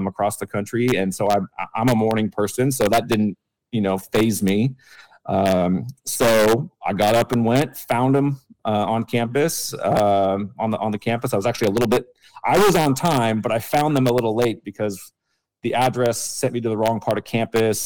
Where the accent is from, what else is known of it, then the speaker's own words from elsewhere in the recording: Los Angeles, California, United States; moved away as an adult; also born or lived in Charlotte / San Francisco Bay Area; now in Sacramento, United States; I grew up in Los Angeles and had lived there my whole life, all the way through the time that we moved to Charlotte.